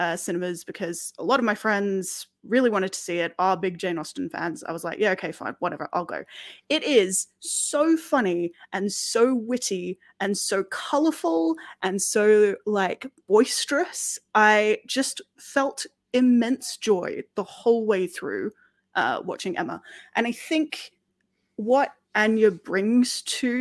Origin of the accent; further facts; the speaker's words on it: Australia; now in United Kingdom; as an Australian who has moved to Britain and, you know, considers herself pretty British as well